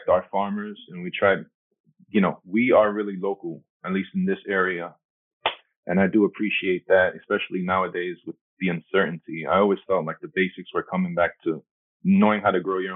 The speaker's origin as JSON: {"language": "English", "town": "New York City", "region": "New York", "country": "United States", "tie": "born or raised there", "first_language": "Spanish", "second_language": "English", "moved": "as an adult", "lives_now": "Wisconsin, United States", "said": "I'm Puerto Rican New Yorker. I say that because my parents were born in Puerto Rico, but I was born in New York"}